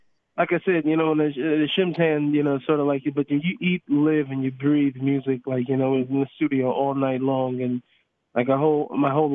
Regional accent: Seattle, Washington, United States; I grew up in Seattle, Washington

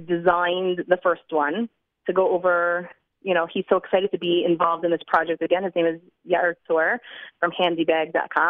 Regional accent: New Jersey, United States; now in Jerusalem, Israel; I'm from New Jersey.

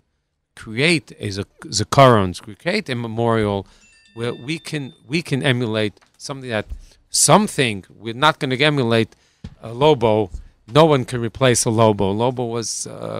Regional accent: New York City, New York, United States; we're New Yorker, and we that's what we're used to.

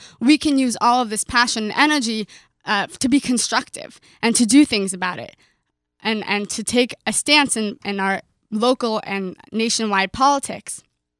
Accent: Los Angeles, California, United States; moved away as an adult; now in New York, United States; Well, I'm originally from Los Angeles, and growing up, my family always spoke about politics around the Shabbos table

